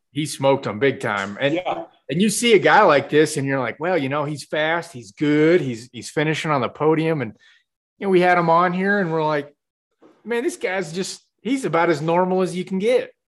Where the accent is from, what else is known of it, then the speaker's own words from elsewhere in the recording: Kansas, United States; moved away; I'm from Kansas